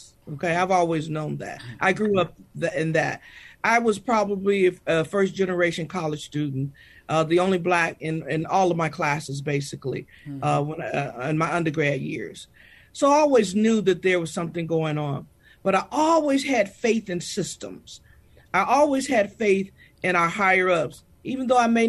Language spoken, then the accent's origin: English; Michigan, United States; now in Texas, United States; I'm from Michigan, I've grown over my 41 years to love the great state of Texas